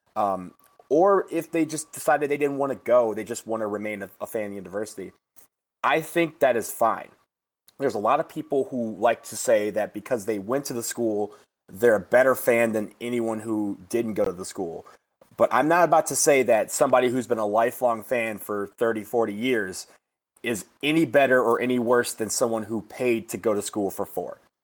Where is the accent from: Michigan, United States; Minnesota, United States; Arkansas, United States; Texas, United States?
Michigan, United States; I was born and raised in Michigan.